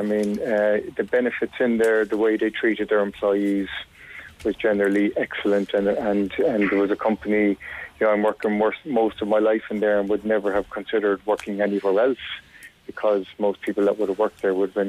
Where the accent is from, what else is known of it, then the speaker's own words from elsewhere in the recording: Shannon, Munster, Ireland; I'm living in Shannon all my life. My parents came to Shannon in the late 60s